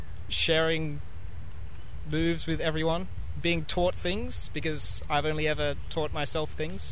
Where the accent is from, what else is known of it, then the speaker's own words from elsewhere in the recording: Perth, Western Australia, Australia; I'm from Perth, which is in Western Australia.